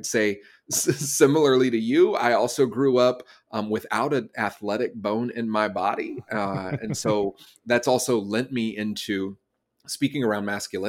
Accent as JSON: {"language": "English", "region": "Southeast", "country": "United States", "lives_now": "Los Angeles, United States", "said": "I'm originally from the East Coast, from the Southeast of the United States. I now live in Los Angeles."}